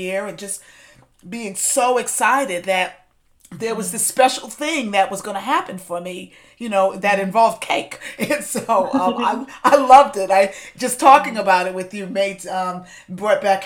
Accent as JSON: {"language": "English", "town": "New York City", "region": "New York", "country": "United States", "tie": "born or raised there", "said": "growing up in New York City, going to the local bakery"}